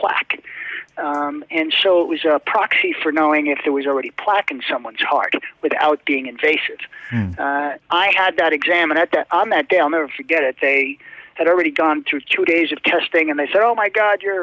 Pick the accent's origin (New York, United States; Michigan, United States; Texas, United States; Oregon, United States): New York, United States; White Plains; I was born in White Plains Hospital in White Plains, New York